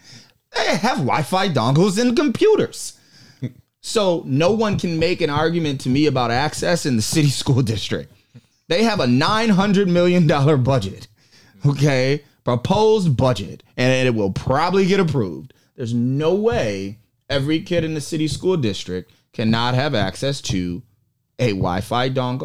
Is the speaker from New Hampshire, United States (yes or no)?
no; Rochester, New York, United States; also born or lived in Buffalo / Niagara Falls / Syracuse; I was born in Buffalo and then put in a system at one and bounced around through upstate, all upstate, Niagara Falls, Syracuse, you name it. And then, you know, got to Rochester at about the age of 9.